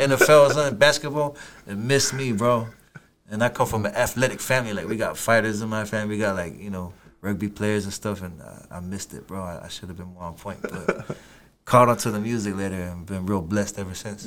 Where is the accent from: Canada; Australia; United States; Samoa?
Samoa; Apia; moved away as an adult; now in New Zealand; I'm from Samoa, Apia City. That's where I grew up.